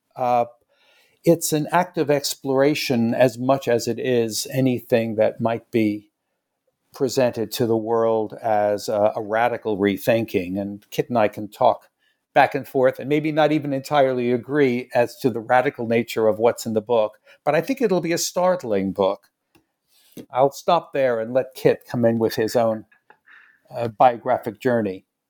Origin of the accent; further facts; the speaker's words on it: New York City, New York, United States; I came back to New York City. I'm from New York